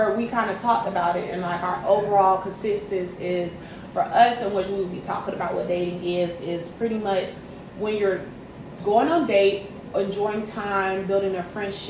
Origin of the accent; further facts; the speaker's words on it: Greenville, South Carolina, United States; I am originally from Greenville, South Carolina, born and raised